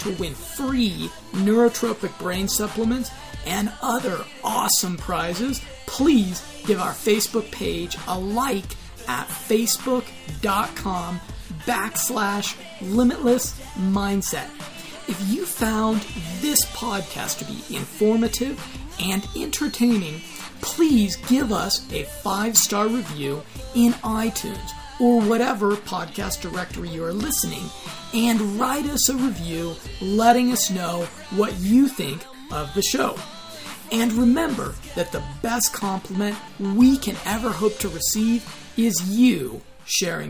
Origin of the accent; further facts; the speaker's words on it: United States; as an American